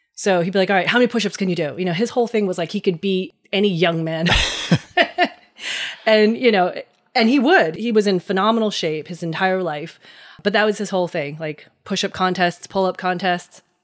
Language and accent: English; Hackettstown, New Jersey, United States; I was born and raised in New Jersey. Uh, grew up in Hackettstown, New Jersey